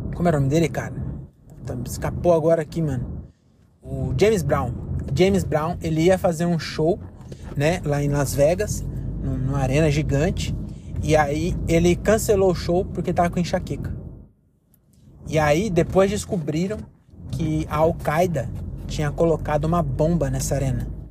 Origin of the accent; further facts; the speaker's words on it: Brazil; Nós somos brasileiros